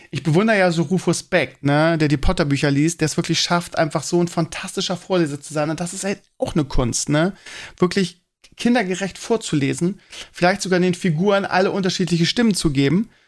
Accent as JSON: {"language": "German", "region": "Bremen", "country": "Germany", "said": "also ich kannte die als Bremer vorher nicht."}